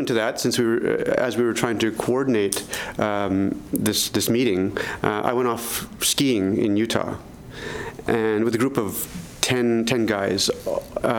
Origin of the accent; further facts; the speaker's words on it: Canada; now in Boston, United States; Even as a Canadian